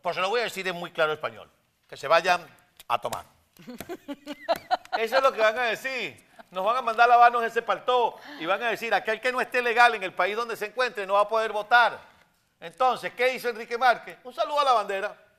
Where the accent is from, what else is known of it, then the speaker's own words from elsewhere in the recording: Venezuela; por venezolanos que somos